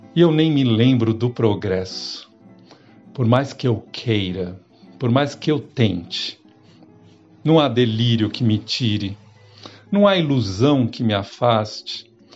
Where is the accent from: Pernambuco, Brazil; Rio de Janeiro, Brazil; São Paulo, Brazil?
São Paulo, Brazil; sou natural de São Paulo